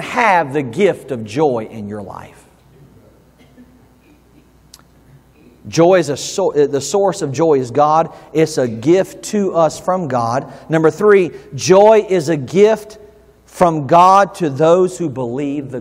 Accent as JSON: {"language": "English", "region": "the South", "country": "United States", "tie": "born or raised there", "moved": "yes", "said": "I grew up in the South"}